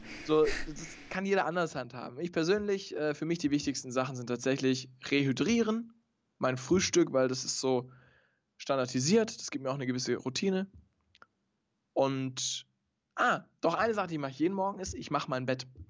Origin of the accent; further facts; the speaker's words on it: Stuttgart, Baden-Württemberg, Germany; ich komme aus Stuttgart